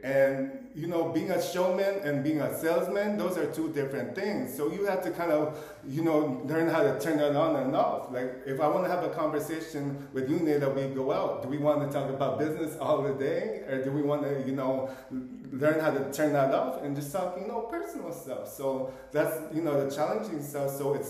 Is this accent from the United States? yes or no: no; Philippines; But at the end of the day, for me being Filipino, I feel like a chameleon out here.